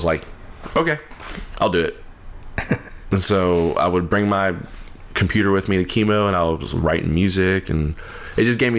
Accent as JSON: {"language": "English", "town": "Iowa", "region": "Louisiana", "country": "United States", "said": "I'm from Iowa, and he was the band director at Iowa High School and at the middle school whenever I was in elementary school."}